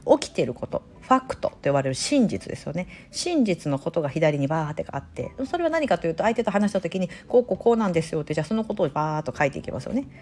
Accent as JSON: {"language": "Japanese", "region": "Osaka", "country": "Japan", "tie": "born or raised there", "moved": "yes", "said": "私大阪出身なんで"}